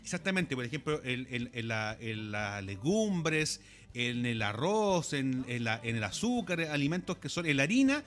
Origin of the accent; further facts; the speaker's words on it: Chile; hablemos como chileno